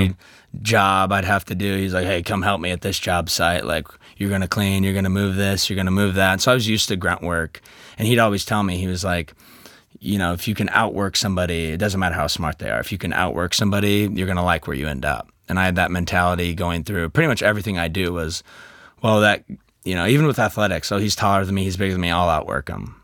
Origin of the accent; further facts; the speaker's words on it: Kansas City, United States; I'm from Kansas City.